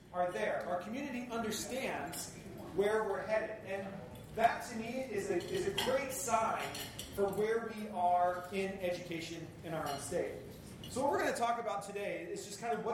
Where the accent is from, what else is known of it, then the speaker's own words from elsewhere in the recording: Spokane, Washington, United States; moved away as an adult; now in Seattle, United States; I now make my home in Seattle, but I'm originally from Spokane